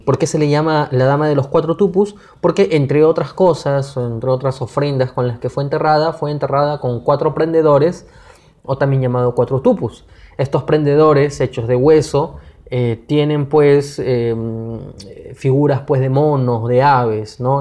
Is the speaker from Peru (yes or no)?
yes; Peru; nosotros como peruanos